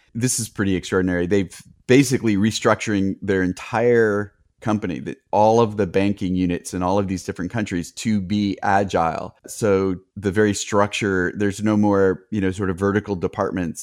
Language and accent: English; United States; also born or lived in Bay Area; since I'm American